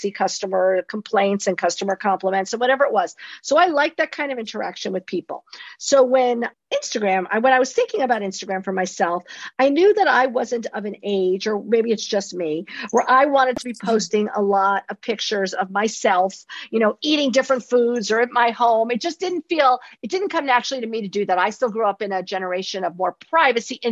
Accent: New York City, New York, United States; also born or lived in East Hampton, New York; my childhood growing up in New York City

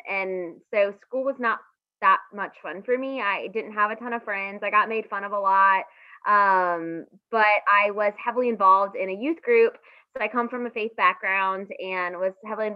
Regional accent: Raleigh, North Carolina, United States; I grew up in Raleigh. Very fortunate to have grown up here.

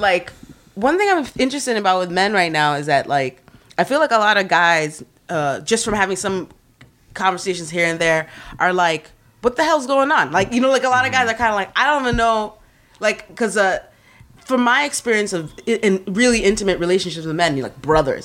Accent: New York, United States; also born or lived in Kenya; even though I'm originally from Kenya and I grew up in New York

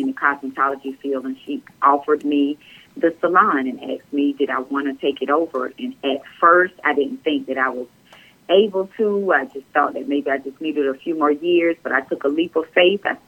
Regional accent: Hartsville, South Carolina, United States; I'm from Hartsville.

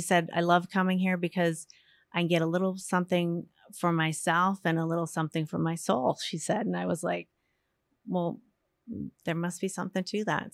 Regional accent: Yarmouth, Maine, United States; also born or lived in Portland, Maine; I was born in Portland and lived in Yarmouth my whole life. I still

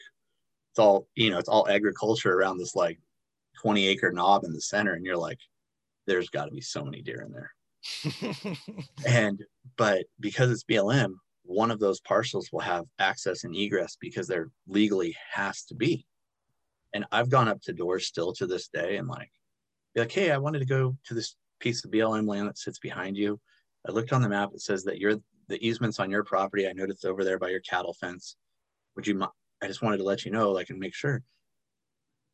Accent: Encinitas, California, United States; where I grew up in Encinitas, it's North County, San Diego

